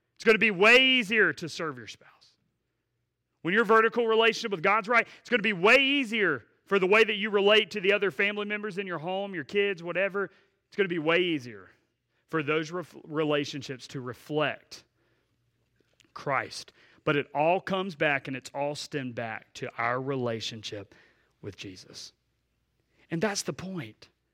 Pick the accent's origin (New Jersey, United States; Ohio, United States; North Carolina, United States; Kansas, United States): North Carolina, United States; Asheboro; Asheboro, uh, home.